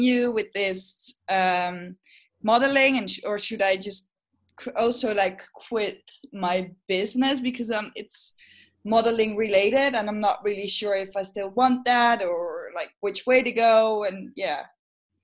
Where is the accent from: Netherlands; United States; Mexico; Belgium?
Netherlands; I'm from Holland